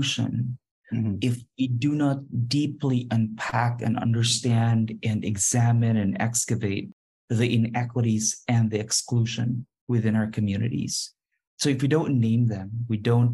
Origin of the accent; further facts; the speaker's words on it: Philippines; moved away as an adult; also born or lived in Beijing / Brussels / Kuala Lumpur; My career started out as a classroom teacher in my home country, in the Philippines, and then I moved into Beijing and then Brussels and then Kuala Lumpur